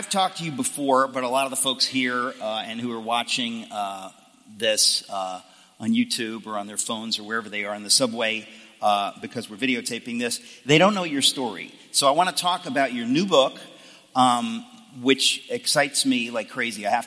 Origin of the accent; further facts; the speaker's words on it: Seattle, Washington, United States; moved away as an adult; also born or lived in Dallas; I grew up in the Northwest, uh, Seattle